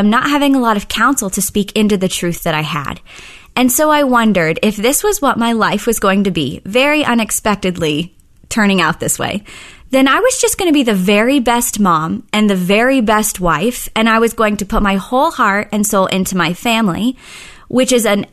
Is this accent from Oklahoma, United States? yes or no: yes; Oklahoma City, Oklahoma, United States; I actually grew up in Oklahoma City